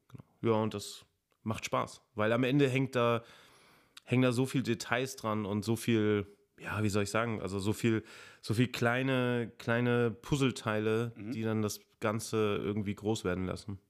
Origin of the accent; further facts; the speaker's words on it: a village south of Giessen, Hesse, Germany; now in Giessen, Germany; ich komme auch aus dem Dorf. Also von daher, ja, also süd, südlich von Gießen